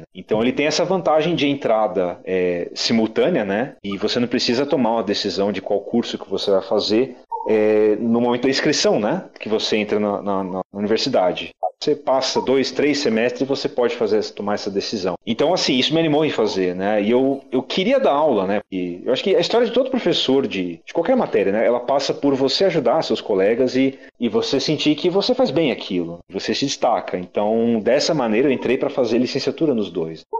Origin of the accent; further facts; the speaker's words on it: São Paulo, Brazil; Eu sou de São Paulo, prestei só USP naquele momento